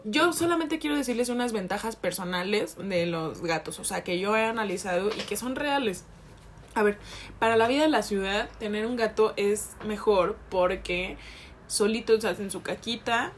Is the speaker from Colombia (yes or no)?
no; Jalisco, Mexico; con ese acento porque soy de Jalisco